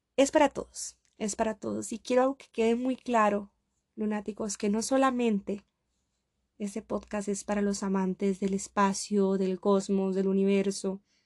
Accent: Costa Rica; moved away as an adult; now in Russia; yo soy costarricense, yo soy de Costa Rica y ahora estoy completamente muy lejos de mi país. Estoy en Rusia

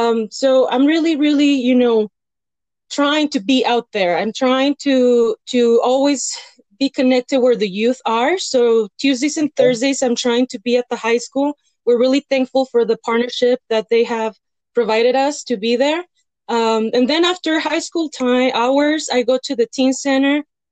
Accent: Cuauhtémoc, Chihuahua, Mexico; also born or lived in El Paso, United States / Canada; now in Las Cruces, United States; I'm from Las Cruces. I was born in El Paso, raised in Mexico in Cuauhtémoc, Chihuahua. Then I moved between U.S. and Canada.

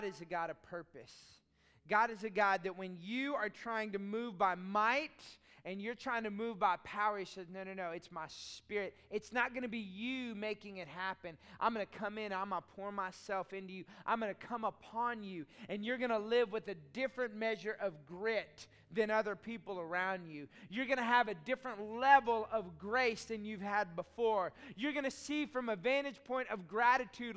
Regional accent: Austin, Texas, United States; I grew up in Austin

